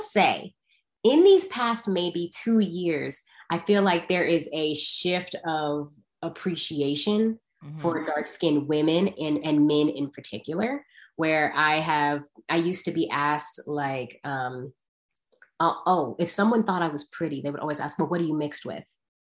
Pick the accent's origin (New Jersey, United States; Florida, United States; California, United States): California, United States; Because in Atlanta, I came from California. I went to Atlanta.